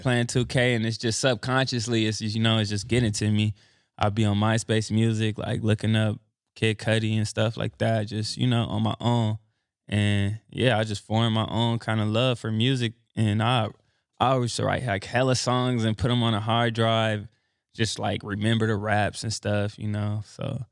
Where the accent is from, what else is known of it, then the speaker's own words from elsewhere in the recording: Los Angeles, California, United States; I'm from Los Angeles, Crenshaw District